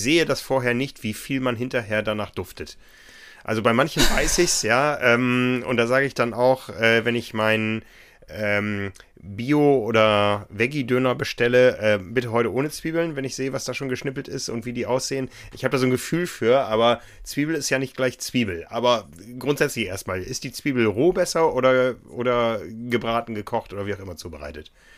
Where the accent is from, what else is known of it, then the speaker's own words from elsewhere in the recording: Northern Germany, Germany; In meiner Heimat gab es immer viel Grünkohl